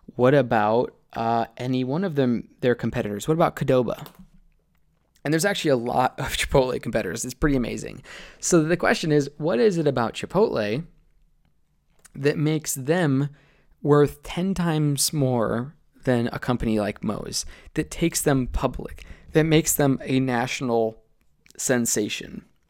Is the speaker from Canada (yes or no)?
no; Columbus, Ohio, United States; growing up in Columbus